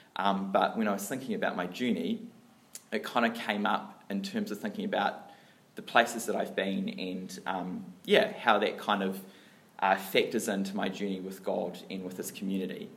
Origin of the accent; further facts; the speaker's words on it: Dunedin, Otago, New Zealand; I grew up down south in Dunedin